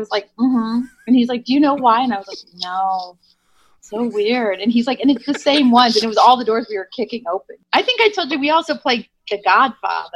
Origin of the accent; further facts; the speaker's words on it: Nebraska, Omaha, then Iowa City, Iowa, Midwest, United States; moved away; also born or lived in Chicago, Illinois; I'm from Nebraska, and I grew up in Omaha and then in Iowa, in Iowa City, and then moved